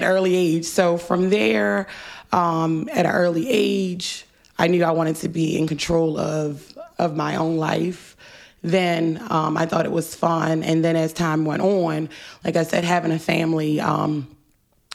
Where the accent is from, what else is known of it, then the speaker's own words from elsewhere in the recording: Baltimore, Maryland, United States; Although I live in Northeast, I'm from West